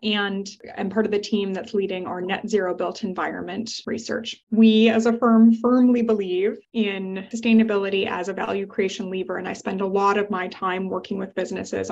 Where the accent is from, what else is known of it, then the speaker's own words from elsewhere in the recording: Canada; accent: Canadian; I'm Canadian